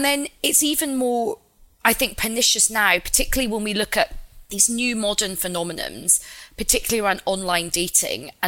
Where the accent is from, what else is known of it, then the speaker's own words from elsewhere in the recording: Glasgow, Scotland, United Kingdom; I'm like Indian and Glaswegian.